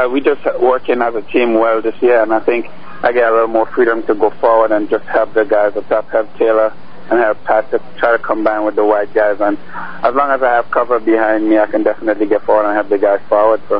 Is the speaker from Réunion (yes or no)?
no; Grenada; Uh, it was big. It, eh, soccer is very big in the Caribbean island.